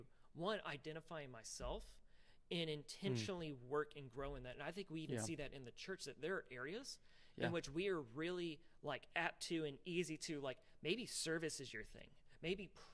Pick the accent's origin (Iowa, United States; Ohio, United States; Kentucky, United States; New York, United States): Kentucky, United States; Louisville; I grew up in Louisville, Kentucky.